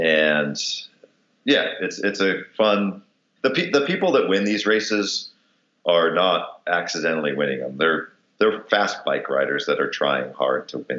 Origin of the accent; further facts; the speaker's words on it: Detroit, Michigan, United States; I'm a machinist from Detroit